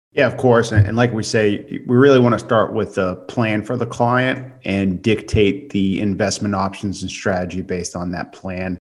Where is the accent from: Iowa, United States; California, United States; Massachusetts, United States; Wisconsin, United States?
Massachusetts, United States; moved away; I'm from Massachusetts. My parents have a house up there